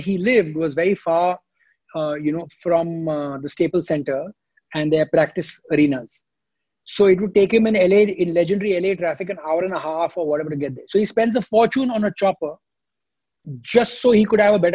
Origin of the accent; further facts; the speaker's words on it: India; I'm from India.